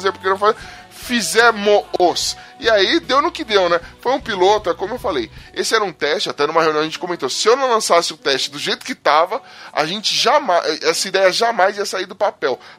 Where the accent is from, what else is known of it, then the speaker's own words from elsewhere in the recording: Paulo Afonso, Bahia, Brazil; na minha cidade natal, Paulo Afonso, sei lá onde é isso, quando alguém vai para Aracaju, o pessoal tem o costume de dizer que foi para o BTN 4. É, BTN é um complexo de bairros de Paulo Afonso